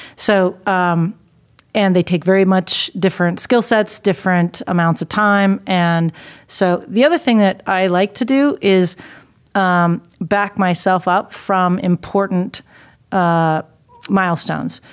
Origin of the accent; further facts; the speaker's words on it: Dayton, Ohio, United States; moved away; my hometown in Dayton